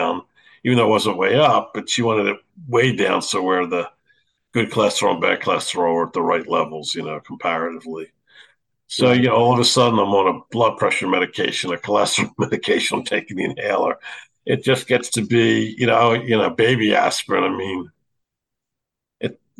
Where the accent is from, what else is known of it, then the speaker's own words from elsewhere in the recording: Philadelphia, Pennsylvania, United States; growing up in Philadelphia, I mean, we played basketball every day